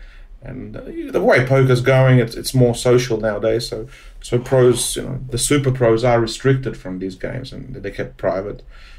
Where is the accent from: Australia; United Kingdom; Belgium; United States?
Australia; Since I've been a gambler since a kid, and growing up in Australia since 12 years old, you know, I guess I was addicted to gambling in some form.